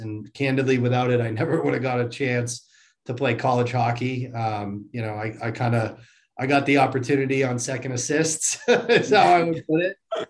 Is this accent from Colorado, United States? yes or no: no; Marlborough, Massachusetts, United States; Yeah. I grew up in Central Mass in a town that, or a city that most of the hockey players are aware of, called Marlboro. It's where the New England Sports Center is, the biggest rink in North America. So I grew up half a mile up the road from there.